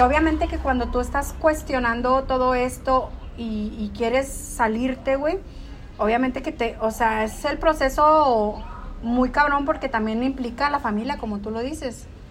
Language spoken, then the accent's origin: Spanish; northern Mexico, Mexico; soy mexicana, soy norteña